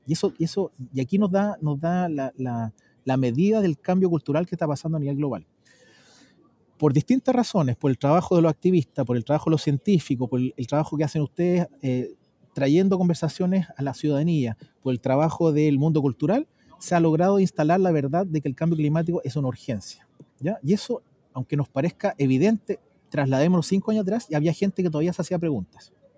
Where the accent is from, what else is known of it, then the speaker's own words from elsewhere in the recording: Chile; yo como ciudadano chileno